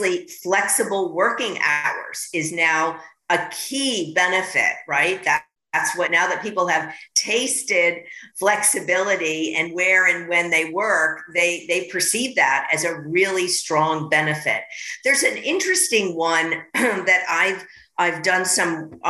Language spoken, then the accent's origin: English; New York, United States; I'm a New Yorker